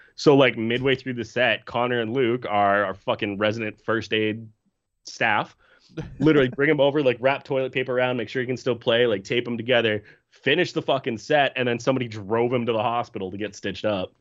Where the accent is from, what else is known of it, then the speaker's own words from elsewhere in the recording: Canada; I'm from Canada